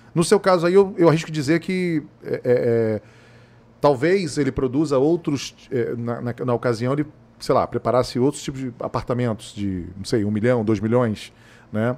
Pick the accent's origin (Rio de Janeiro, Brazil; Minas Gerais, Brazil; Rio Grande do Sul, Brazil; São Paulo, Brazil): Rio de Janeiro, Brazil; Niterói; now in Cuiabá, Brazil; lá na minha infância, lá em Niterói, no Rio de Janeiro